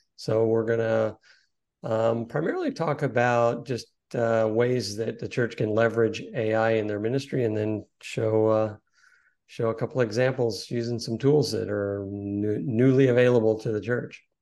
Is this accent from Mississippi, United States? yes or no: no; Corpus Christi, Texas, United States; I grew up in Corpus Christi, Texas